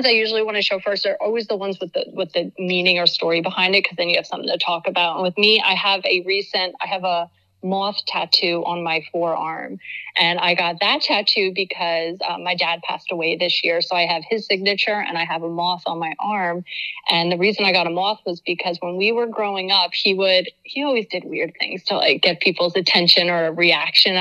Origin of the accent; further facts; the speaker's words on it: Reading, Pennsylvania, United States; also born or lived in Homestead, Florida; I grew up in Reading, Pennsylvania. So yeah, pretty much inner city Reading most of my life.